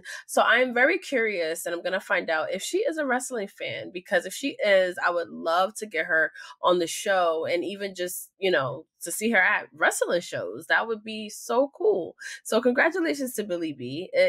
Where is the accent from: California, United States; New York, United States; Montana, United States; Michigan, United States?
New York, United States; So I am from New York